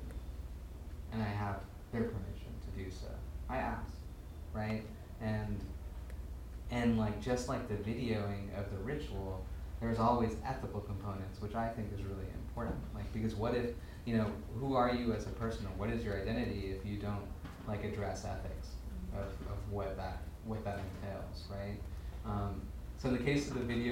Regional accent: United States; I was born here

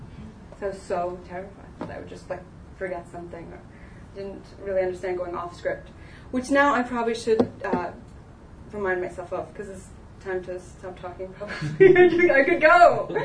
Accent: Southern US, United States; And growing up in the South, and so there is kind of a Southern sort of sassy little like girl in some of those pieces.

